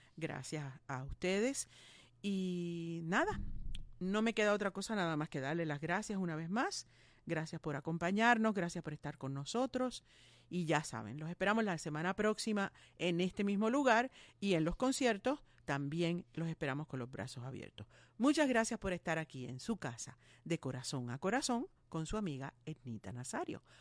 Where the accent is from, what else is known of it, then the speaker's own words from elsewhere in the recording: Puerto Rico; somos unos cuantos boricuas ahí